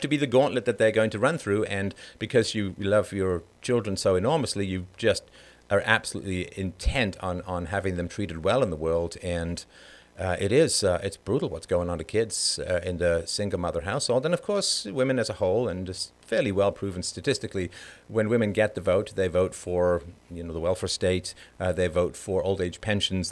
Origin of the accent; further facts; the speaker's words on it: London, United Kingdom; also born or lived in Ireland; I was born in Ireland, but I grew up in a council estate in London.